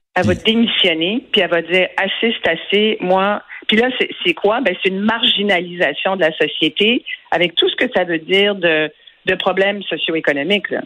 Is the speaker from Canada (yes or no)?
yes; Quebec, Canada; chez nous au Canada et au Québec